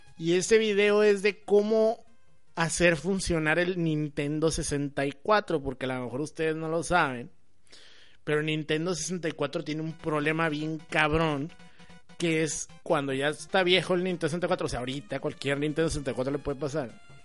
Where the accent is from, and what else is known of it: Mexico